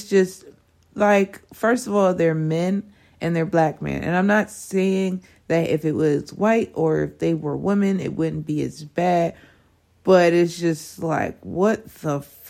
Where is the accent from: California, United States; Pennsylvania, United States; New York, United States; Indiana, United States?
Pennsylvania, United States; Harrisburg; I'm from Harrisburg